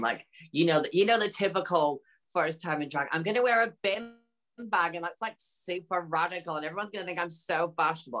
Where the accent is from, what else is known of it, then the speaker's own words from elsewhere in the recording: Peterhead, Scotland, United Kingdom; moved away as an adult; now in London, United Kingdom; it's from a little town called Peterhead, which is close to Aberdeen.